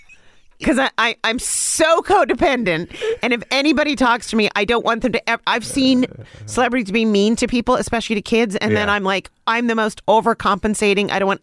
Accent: Montreal, Quebec, Canada; moved away as an adult; I grew up in Montreal.

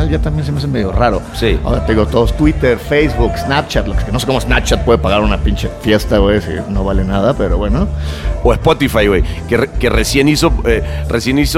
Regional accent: Venezuela; also born or lived in Mexico / Los Angeles; soy de Venezuela, pero te bajaba en México, yo he vivido en Los Ángeles.

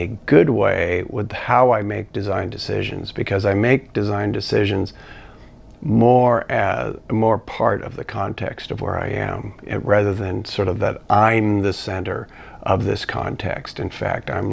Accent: east side of Washington, United States; moved away; also born or lived in California; they moved to the Pacific Northwest, specifically on the east side of Washington, which is sort of right on the border with Idaho

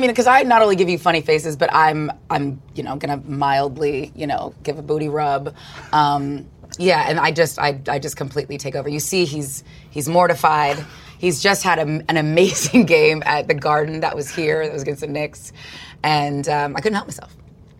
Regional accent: Australia; I guess, like, you're forced to learn the didgeridoo as an Australian, because they all seem to know how to play it.

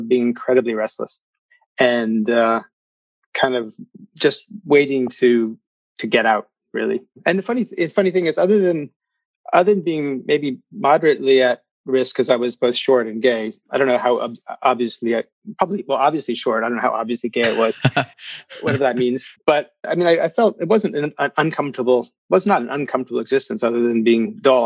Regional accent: just outside of Philadelphia, Pennsylvania, United States; also born or lived in Virginia / North Carolina; we moved to Pennsylvania just outside of Philadelphia when I was three, or four.

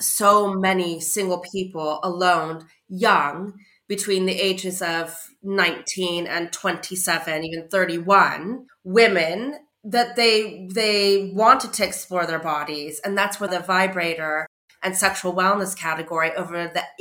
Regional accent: California, United States; now in United Kingdom; I'm from California

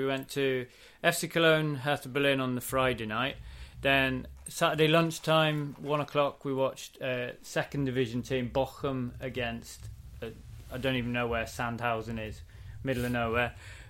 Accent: England, United Kingdom; Not English blood, no. I'm born there.

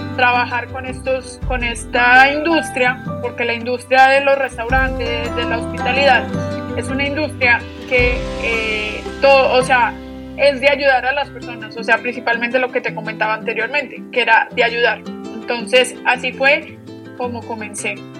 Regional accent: Medellín, Antioquia, Colombia; also born or lived in Australia; yo soy de Medellín, eh, por el acento creo que te puedes dar cuenta un poquito

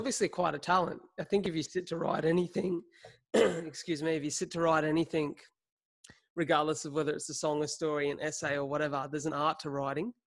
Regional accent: Wollongong, New South Wales, Australia; Aboveline was started here in my hometown of Wollongong

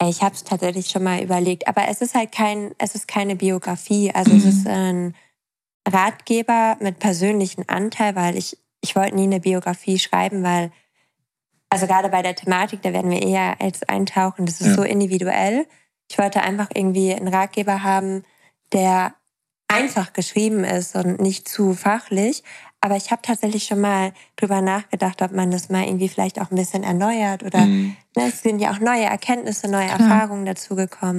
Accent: East Frisia, Lower Saxony, Germany; ich komme ja aus Ostfriesland. Also ich komme vom Dorf.

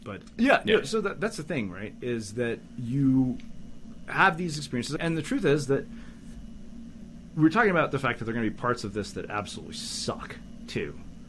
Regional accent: Canada; I grew up in Canada. I'm going to have at least that going.

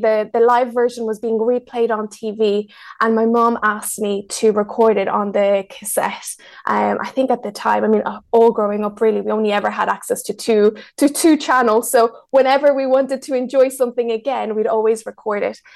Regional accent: Ireland; English is a second language; also born or lived in Mexico; So I was born in Mexico. My whole family is from Mexico, and I was raised in Ireland. So when I was seven, my mom and I moved to Ireland

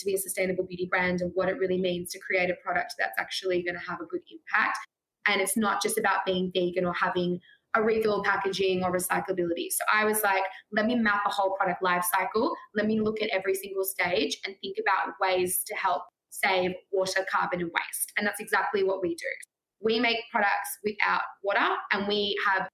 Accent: Australia; growing up in Australia

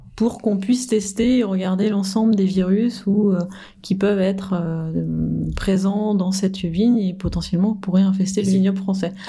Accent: France; en tant que bon français

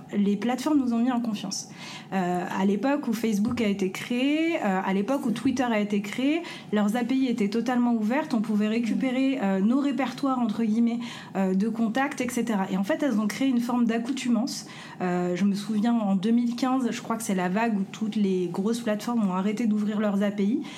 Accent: France; en tant que, pays français, en tant que Français, en tant que en tant qu'Européen

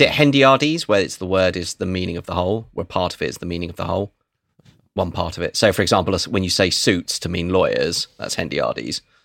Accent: England, United Kingdom

